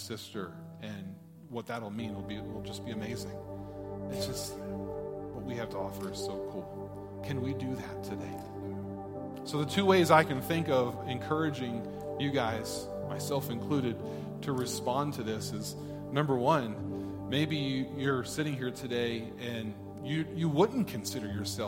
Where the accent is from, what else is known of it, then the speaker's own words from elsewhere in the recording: United States; as an American